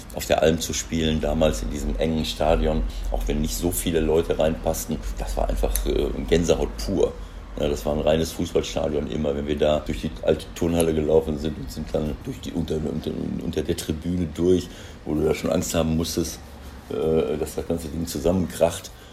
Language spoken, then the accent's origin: German; North Rhine-Westphalia, Germany; moved away as an adult; now in Mönchengladbach, Germany; Wenn ich nach Ostwestfalen komme und treffe alte Freunde, alte Schulkollegen, alte Freunde, äh, ehemalige Spieler, Kollegen, dann ist das natürlich, äh, kommt dieses Heimatgefühl, wo du herkommst, natürlich immer wieder hoch